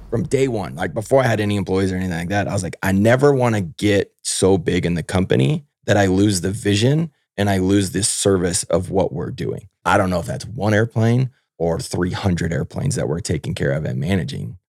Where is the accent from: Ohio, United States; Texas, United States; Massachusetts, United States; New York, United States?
Texas, United States; Houston; I grew up down in Houston, Texas